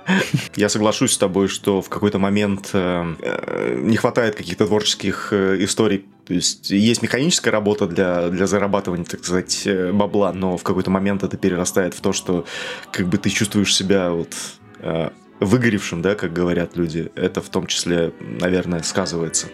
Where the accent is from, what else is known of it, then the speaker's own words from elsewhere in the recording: Norilsk, Krasnoyarsk Krai, Russia; я вырос в Норильске, у нас снег в сентябре выпадал и лежал до июля